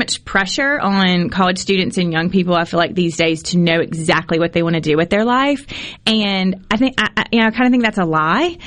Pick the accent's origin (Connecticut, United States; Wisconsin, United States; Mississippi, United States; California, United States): Mississippi, United States; Clinton; moved away as an adult; I grew up in Clinton my whole life. Moved there when I was 4. Didn't leave until I graduated from Clinton High School in 1996